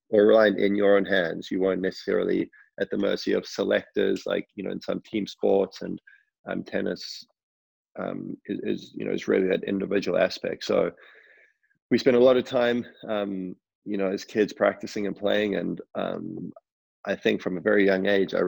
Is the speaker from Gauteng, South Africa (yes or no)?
yes; Johannesburg, Gauteng, South Africa; I grew up in Johannesburg